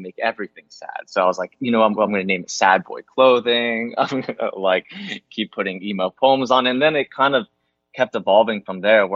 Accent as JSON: {"language": "English", "area": "East Coast", "region": "New Jersey", "country": "United States", "moved": "yes", "lives_now": "Los Angeles, United States", "said": "I was from the East Coast"}